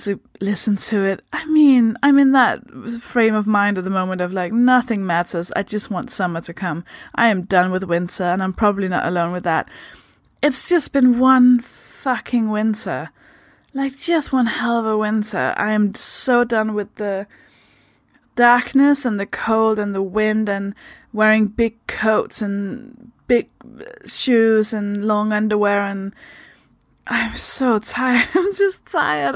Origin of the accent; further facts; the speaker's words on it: Denmark; English is a second language; moved away; I'm from Denmark. That should explain the accent.